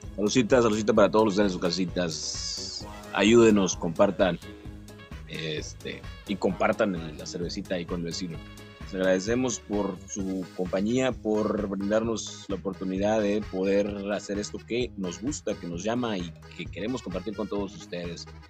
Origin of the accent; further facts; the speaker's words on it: Mexico; cómo somos los mexicanos